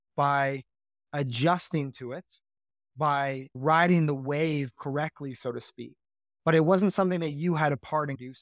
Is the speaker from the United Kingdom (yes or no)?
no; Canada; I'm Canadian